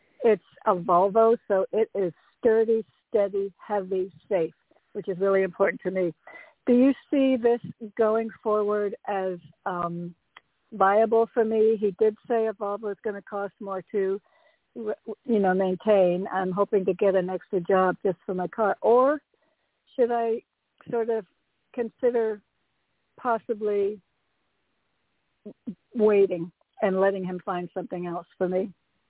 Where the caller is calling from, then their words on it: Connecticut, United States; It's … from Connecticut.